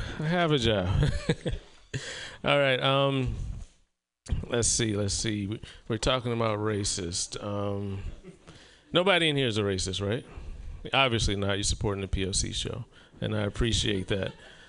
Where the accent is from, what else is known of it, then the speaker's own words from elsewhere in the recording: Southern United States, United States; I'm from the South. And to escape the bitter racism of the South, I moved to Oregon.